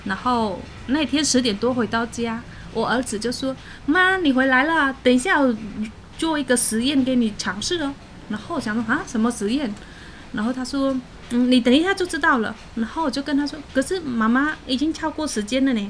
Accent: Cambodia; Chinese is a second language; now in Taiwan; 因为柬埔寨算是佛教国家， 嗯是 然后因为我们在那边都是会跟长辈们每个节日都会一起过这样子，

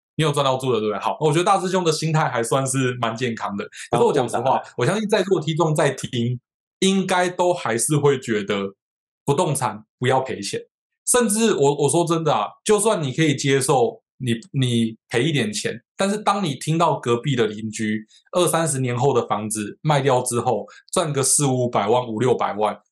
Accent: Wanli, New Taipei, Taiwan; also born or lived in Xinzhuang; 我老家在万里，我不知道大家有没有听过，就是在北海岸的一个乡下地方

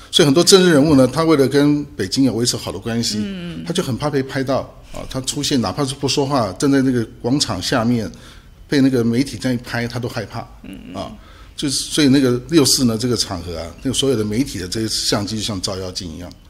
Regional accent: Taiwan; 我们台湾人有很多的这个，啊，大陆， 大陆的他的这个亲戚嘛

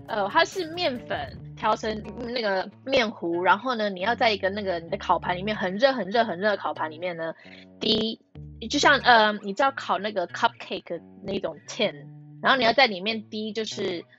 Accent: California, United States; Chinese is a second language; moved away as an adult; also born or lived in Taiwan; now in London, United Kingdom; 因为我是加州长大的，所以我们就是，我们其实下雨机会也蛮，有下雨啦，但是我们还是有四季

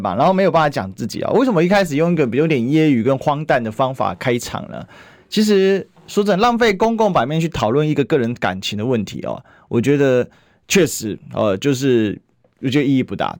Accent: Kaohsiung, Taiwan; 我高雄人

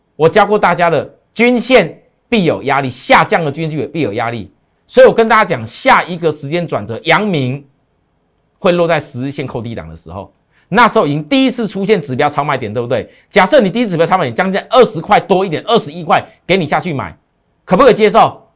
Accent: Taiwan; 我们台湾人

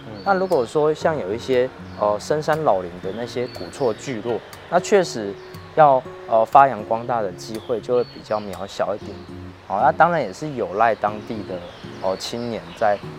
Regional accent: Tainan, Taiwan; 广义的台南都是我的家乡。

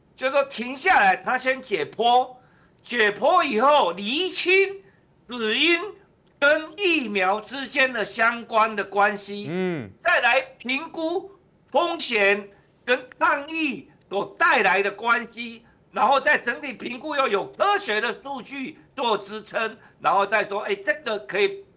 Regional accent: Taiwan; 我们台湾人

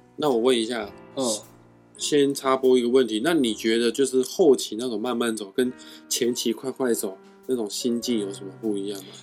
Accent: Kaohsiung, Taiwan; 我的家乡高雄

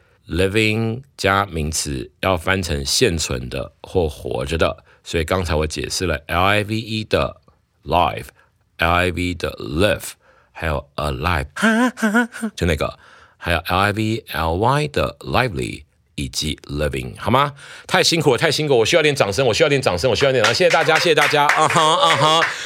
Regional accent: Taiwan; 我们台湾人讲把握当下就四个字了哈

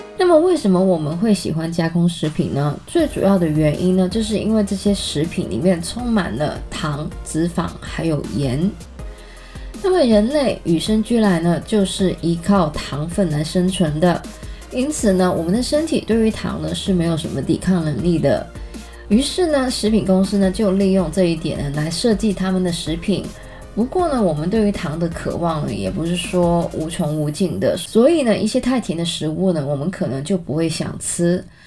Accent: Canada; 我在加拿大长大

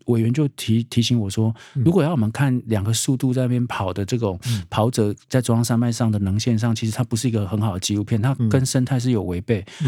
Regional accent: Taipei, Taiwan; 我们是台北人

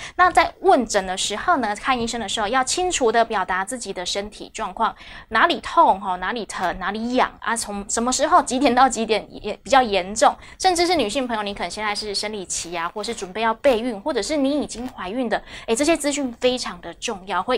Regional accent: Taiwan; 我们台湾人

